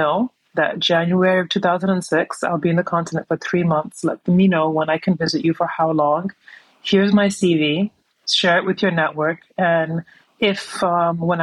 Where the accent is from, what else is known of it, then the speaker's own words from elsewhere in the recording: New York City, New York, United States; moved away as an adult; also born or lived in Gambia; now in Dakar, Senegal; I was born and raised in New York